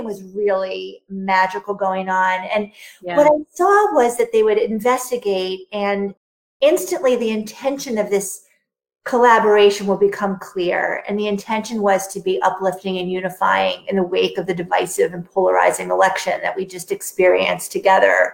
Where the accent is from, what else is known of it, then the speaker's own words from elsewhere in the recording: New York, United States; I'm a New Yorker. I'm an East Coaster for most of my life